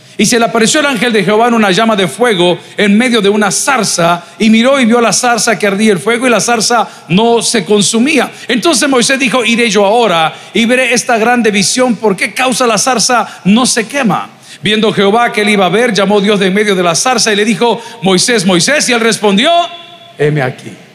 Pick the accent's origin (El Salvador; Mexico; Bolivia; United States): El Salvador; somos salvadoreños